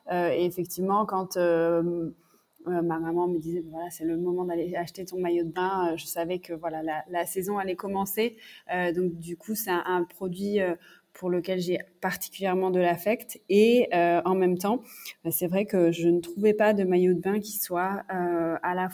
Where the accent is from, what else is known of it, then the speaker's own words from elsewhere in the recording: south of France, France; moved away; also born or lived in Paris / Montreal; j'ai grandi dans le sud de la France